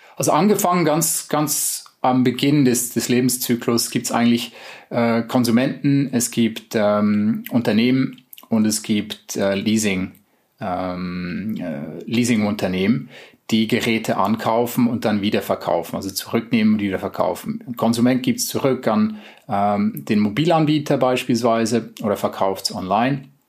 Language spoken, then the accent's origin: German; Switzerland; also born or lived in United States; now in Germany; Ich bin selber Schweizer